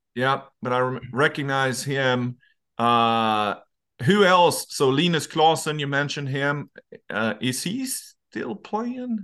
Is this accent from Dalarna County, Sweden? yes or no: yes; Dalarna County, Sweden; moved away; I'm from Dalarna, uh, which is the parish in the center